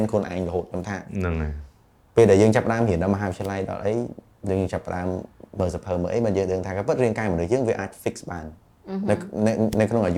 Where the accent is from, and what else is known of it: Cambodia; born or raised there